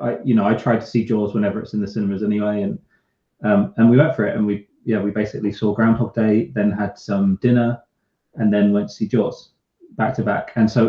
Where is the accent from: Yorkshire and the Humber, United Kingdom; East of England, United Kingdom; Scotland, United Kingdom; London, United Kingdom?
London, United Kingdom; London, I'll say so. Keep off the grass, and you say keep off the grass.